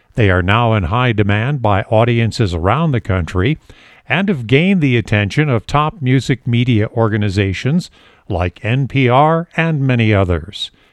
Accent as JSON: {"language": "English", "region": "East Coast", "country": "United States", "said": "I'm from the East Coast"}